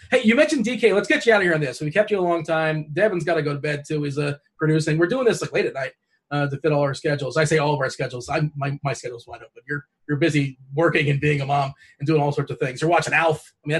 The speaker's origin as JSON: {"language": "English", "region": "South Florida", "country": "United States", "said": "I'm from South Florida"}